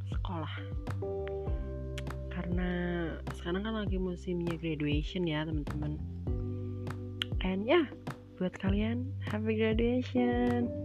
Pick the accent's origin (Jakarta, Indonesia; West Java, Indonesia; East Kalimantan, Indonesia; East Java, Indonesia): West Java, Indonesia; misalnya kayak aku orang Sunda